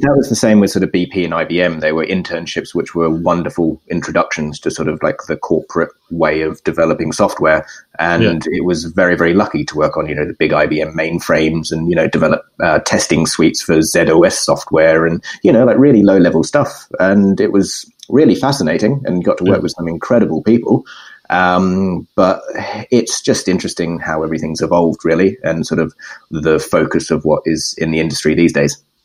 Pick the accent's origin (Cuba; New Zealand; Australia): Australia; Perth, Western Australia; moved away as an adult; now in London, United Kingdom; I am unfortunately Australian